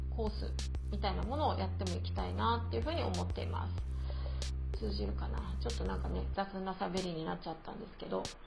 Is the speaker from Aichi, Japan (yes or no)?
no; Okinawa, Japan; moved away as an adult; also born or lived in Tokyo; 沖縄生まれ沖縄育ちではあるんですけれども